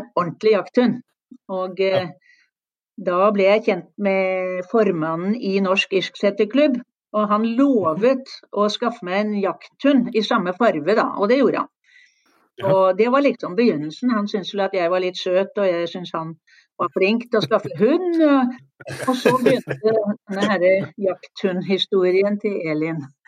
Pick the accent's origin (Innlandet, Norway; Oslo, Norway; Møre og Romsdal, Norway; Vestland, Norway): Oslo, Norway; moved away; Jeg er født i Oslo